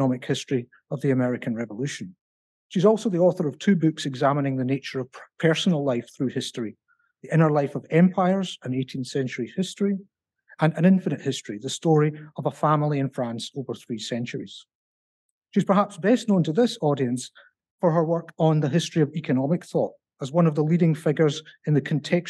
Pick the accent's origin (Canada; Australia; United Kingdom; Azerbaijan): United Kingdom; Glasgow, Scotland; accent: Scottish (implied, Glasgow); I'm from the University of Glasgow